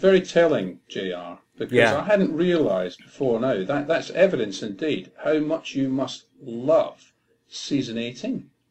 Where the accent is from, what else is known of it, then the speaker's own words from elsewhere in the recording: Scotland, United Kingdom; But anyway, as a Scot.